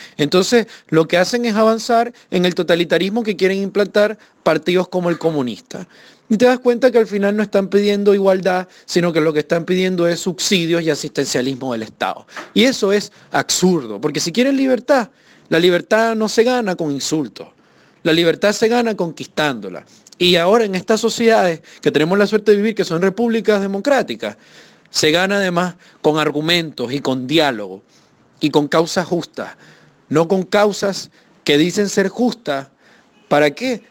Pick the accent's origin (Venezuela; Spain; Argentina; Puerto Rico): Venezuela; moved away as an adult; now in Chile; evidentemente salí de Venezuela porque como asesor de la Asamblea Nacional desde el año 2014